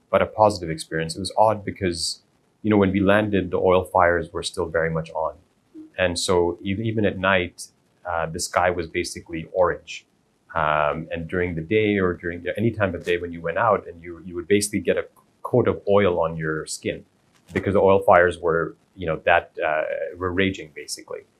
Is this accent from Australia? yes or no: no; Kuwait; So although we're Indian, we've been in Kuwait for multiple generations